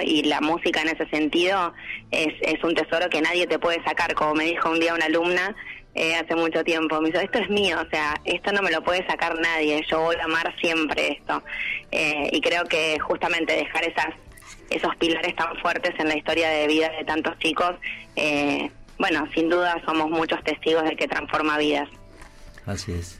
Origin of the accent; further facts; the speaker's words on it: Chascomús, Buenos Aires Province, Argentina; moved away as an adult; los niños de mi pueblo